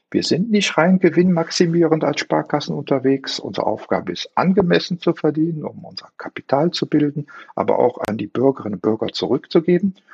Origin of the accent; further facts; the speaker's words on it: Korschenbroich, North Rhine-Westphalia, Germany; born there; now in Mönchengladbach, Germany; Also ich bin gebürtiger Korschenbräucher, lebe jetzt in Mönchengladbach